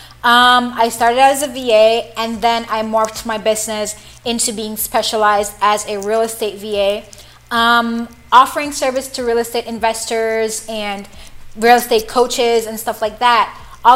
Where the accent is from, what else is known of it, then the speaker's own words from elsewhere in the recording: Jamaica; moved away; when I was younger, I was in high school, and normally we have this thing in Jamaica